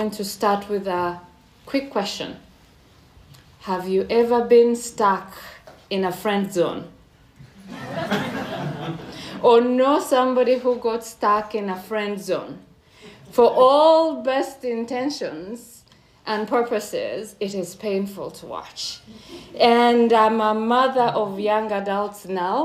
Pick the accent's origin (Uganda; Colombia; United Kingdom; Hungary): Uganda; moved away as an adult; now in Ottawa, Canada; I come from Uganda, I come from East Africa